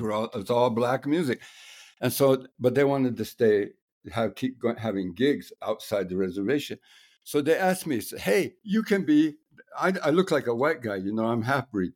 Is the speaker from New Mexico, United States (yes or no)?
yes; New Mexico, United States; moved away as an adult; also born or lived in Guatemala; I'm from New Mexico and I grew up in village